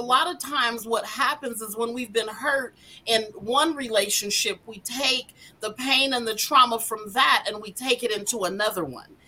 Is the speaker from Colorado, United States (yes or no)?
yes; Denver, Colorado, United States; born and raised in Denver, Colorado